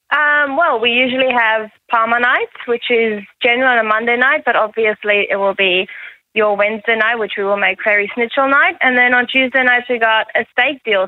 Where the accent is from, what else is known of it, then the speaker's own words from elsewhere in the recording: South Africa; moved away as an adult; now in Australia; I'm from South Africa, when I moved here a few years ago